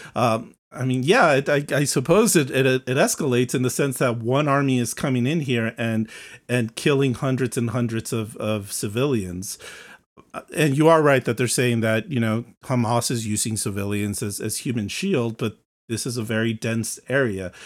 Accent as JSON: {"language": "English", "country": "United States", "said": "As an American"}